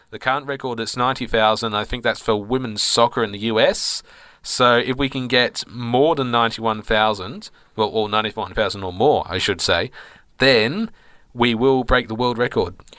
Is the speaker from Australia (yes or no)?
yes; Bendigo, Victoria, Australia; Bendigo, of course, is my hometown